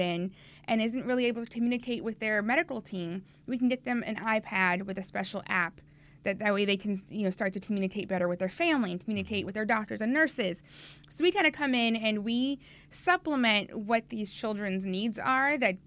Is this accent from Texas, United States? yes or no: no; Tampa, Florida, United States; also born or lived in Palm Beach County, Florida; I'm born and raised in Florida, so homegrown Floridian. I grew up on the West Coast over in Tampa